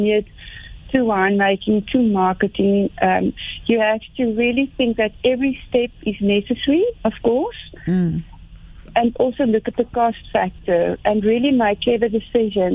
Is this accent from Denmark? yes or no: no; Port Elizabeth, Eastern Cape, South Africa; moved away; also born or lived in Stellenbosch; Born and bred in Port Elizabeth